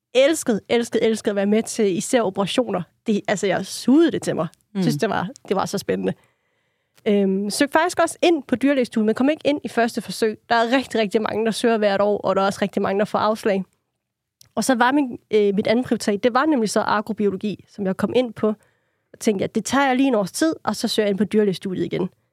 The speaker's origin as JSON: {"language": "Danish", "area": "Funen", "region": "Southern Denmark", "country": "Denmark", "said": "jeg er Fynbo"}